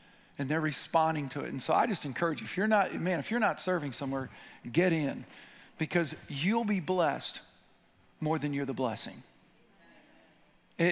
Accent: Midwest, United States; I'm from the Midwest

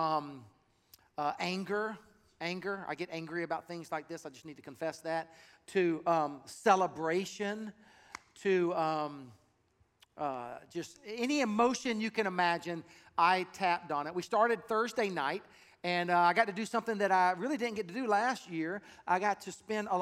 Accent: South Carolina, United States; moved away; I'm from South Carolina, and so I have a heart for that state

